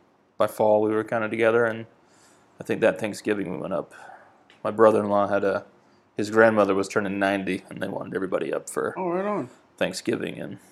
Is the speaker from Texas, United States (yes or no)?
no; Vermont, United States; moved away as an adult; now in South Carolina, United States; I was born and raised in Vermont.